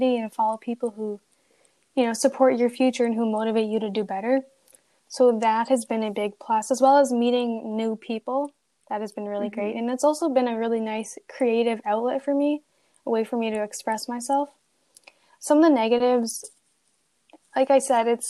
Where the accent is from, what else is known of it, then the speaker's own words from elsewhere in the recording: Canada; I am a student from Canada